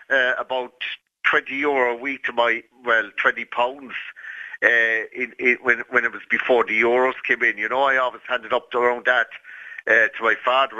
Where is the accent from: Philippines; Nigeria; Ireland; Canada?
Ireland; Cork, Munster; I'm from Cork